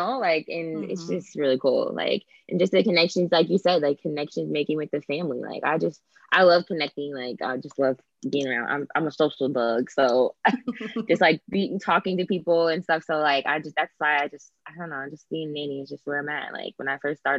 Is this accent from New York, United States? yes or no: no; Kansas City, Missouri, United States; moved away as an adult; also born or lived in Springfield, Missouri; now in San Diego, United States; I'm originally from Kansas City, Missouri.